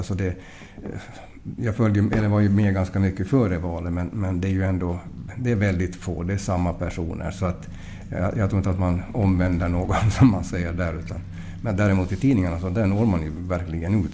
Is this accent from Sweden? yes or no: no; Mariehamn, Åland Islands; now in Portugal; jag är från Mariehamn